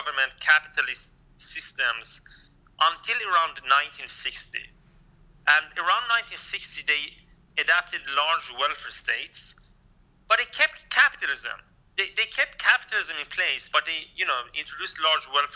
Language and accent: English; Kurdistan, Iran; now in Sweden; I'm a Kurdish-Iranian immigrant to Sweden